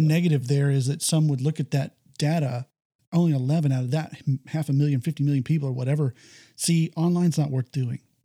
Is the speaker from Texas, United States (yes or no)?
yes; Texas, United States; I come from Texas